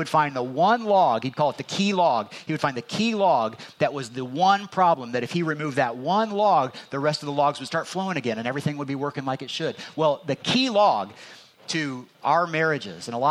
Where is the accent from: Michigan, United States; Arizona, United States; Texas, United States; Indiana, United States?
Indiana, United States; I'm from Indiana